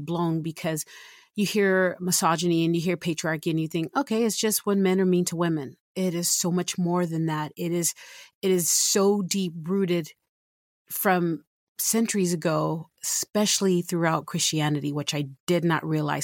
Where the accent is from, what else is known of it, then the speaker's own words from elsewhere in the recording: San Antonio, Texas, United States; now in Utah, United States; I'm originally from San Antonio, Texas, and I've been in Utah since nineteen ninety-seven